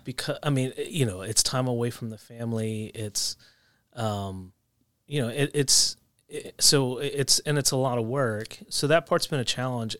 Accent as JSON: {"language": "English", "area": "outside Philadelphia", "region": "New Jersey", "country": "United States", "tie": "born or raised there", "also_born_or_lived": "Ohio", "moved": "as an adult", "said": "I was raised in New Jersey, just right outside of Philly."}